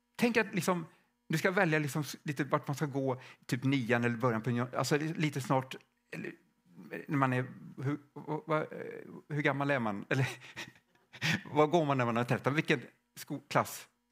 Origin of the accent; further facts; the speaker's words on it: Stockholm, Stockholm County, Sweden; now in Värmland, Sweden; jag kommer från Stockholm från början och vi bor i Värmland